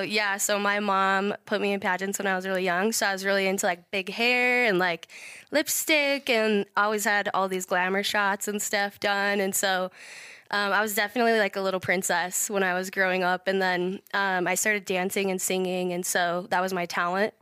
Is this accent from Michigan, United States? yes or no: no; Idaho Falls, Idaho, United States; born and raised in Idaho Falls